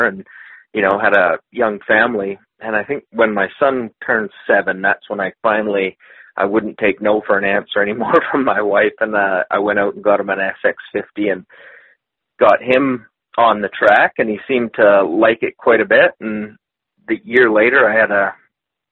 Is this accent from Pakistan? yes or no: no; Manitoba, Canada; growing up in Manitoba, you know what our riding season's like